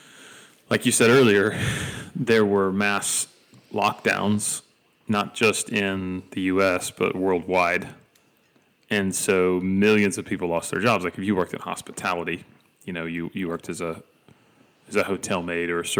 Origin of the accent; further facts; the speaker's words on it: Dalton, Georgia, United States; now in Tennessee, United States; my hometown is the carpet capital of the world